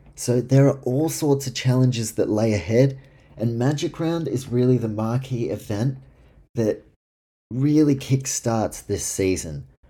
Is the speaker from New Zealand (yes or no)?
yes; Auckland, New Zealand; right now in Auckland, uh, my hometown